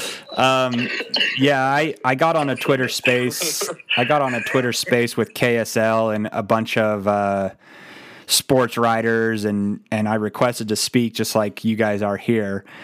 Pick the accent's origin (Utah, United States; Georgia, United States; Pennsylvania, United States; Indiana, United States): Utah, United States; We've all got kids, yeah. too. We're from Utah